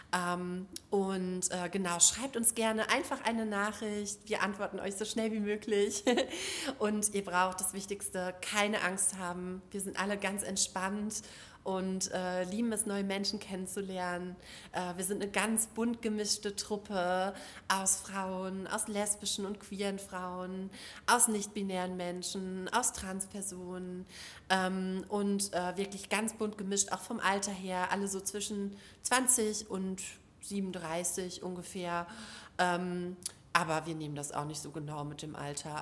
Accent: Duisburg, North Rhine-Westphalia, Germany; aus Duisburg, ähm, da wo ich herkomme

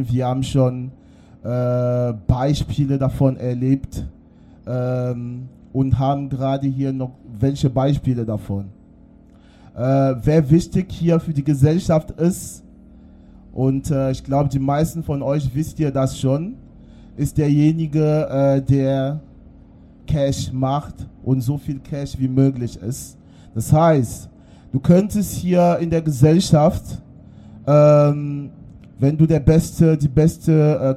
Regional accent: Dortmund, North Rhine-Westphalia, Germany; Wo kommst du wirklich her? Ich komme aus Dortmund.

